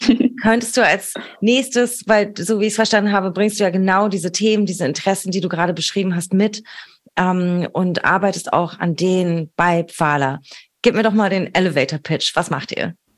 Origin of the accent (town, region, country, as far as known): Berlin, Germany; born or raised there